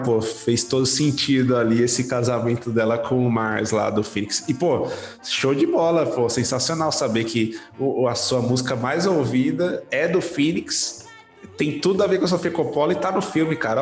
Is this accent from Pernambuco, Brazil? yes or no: no; São Paulo, Brazil; Sou mais paulistano que o senhor, porque eu nasci em São Paulo